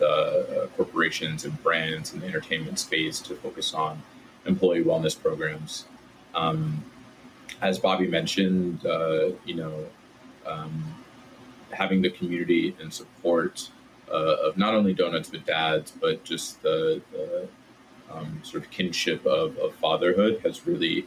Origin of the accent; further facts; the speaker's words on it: Southern Connecticut, United States; I grew up in Southern Connecticut in the suburbs right outside New York City.